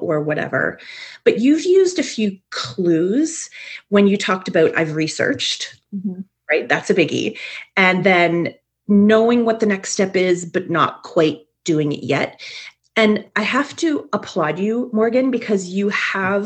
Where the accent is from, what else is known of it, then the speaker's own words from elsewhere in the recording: Canada; I'm a Canadian